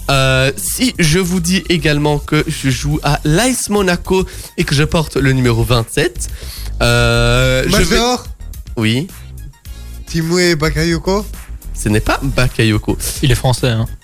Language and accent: French; Brussels, Belgium; born there; Je suis né à Bruxelles, je fais 1m74.